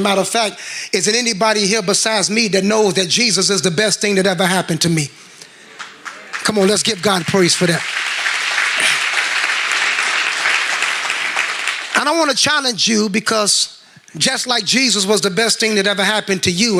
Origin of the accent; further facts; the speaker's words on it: Gary, Indiana, United States; I'm from Gary, Indiana.